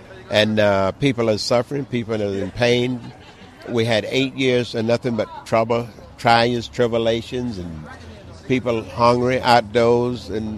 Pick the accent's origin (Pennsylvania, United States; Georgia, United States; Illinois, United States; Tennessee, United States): Georgia, United States; Born in the Clay Hills of Georgia. I was born in the South, and I grew up 2 miles from our little town.